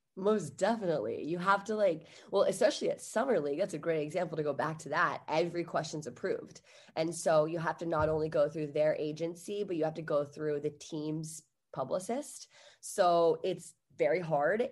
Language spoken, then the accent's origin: English; Virginia, United States; now in Los Angeles, United States; I'm from Virginia originally